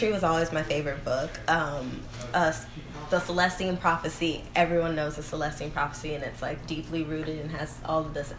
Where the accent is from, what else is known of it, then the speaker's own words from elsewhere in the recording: Memphis, Tennessee, United States; now in Los Angeles, United States; So I moved to Los Angeles from Memphis, Tennessee.